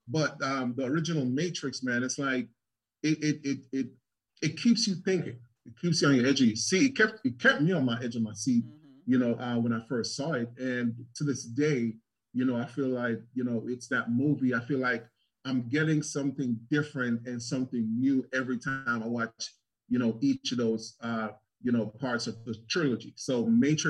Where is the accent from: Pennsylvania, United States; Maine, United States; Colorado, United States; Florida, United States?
Florida, United States; South; moved away as an adult; now in Charlotte, United States; I'm from South Florida